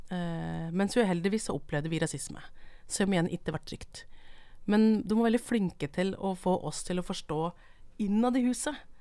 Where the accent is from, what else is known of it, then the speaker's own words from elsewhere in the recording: Brumunddal, Innlandet, Norway; moved away as an adult; Jeg kommer fra Brumunddalen